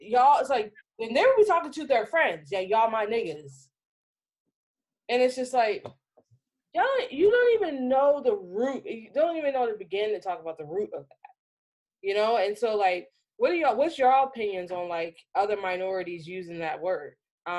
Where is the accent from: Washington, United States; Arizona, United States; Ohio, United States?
Arizona, United States; moved away as an adult; I grew up in Arizona, so, like, the, yeah, so I went to high school out there, beginning of college out there, like, and I moved there when I was 9